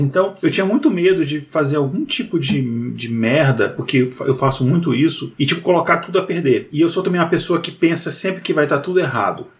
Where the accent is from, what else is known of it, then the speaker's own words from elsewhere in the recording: Brazil; sou brasileiro